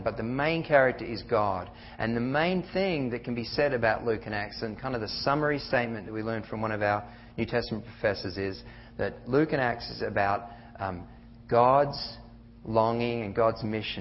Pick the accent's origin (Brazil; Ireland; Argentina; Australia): Australia; moved away as an adult; I've got a funny accent because I'm from Australia, and I came in 98